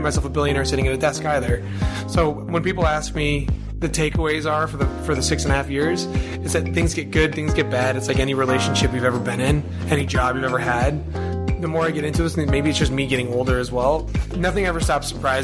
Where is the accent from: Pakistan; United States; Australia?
United States; North Shore, just outside of Boston, Massachusetts; moved away as an adult; also born or lived in Montreal, Canada; now in New York, United States; I grew up on the North Shore, just outside of Boston, so Swampscott, Salem, Marblehead